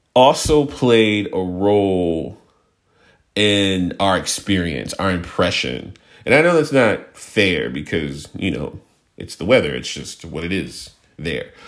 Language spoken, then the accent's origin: English; Houston, Texas, United States; I grew up in Houston